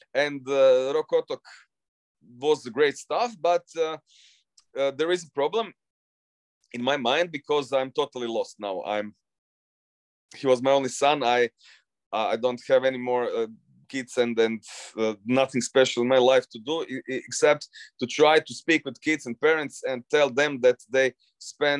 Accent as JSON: {"language": "English", "town": "Zagreb", "region": "City of Zagreb", "country": "Croatia", "tie": "born or raised there", "said": "my hometown Zagreb"}